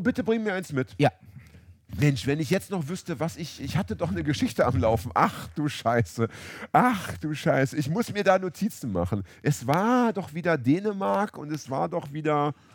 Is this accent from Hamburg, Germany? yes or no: yes; Hamburg, Germany; in meiner Heimatstadt Hamburg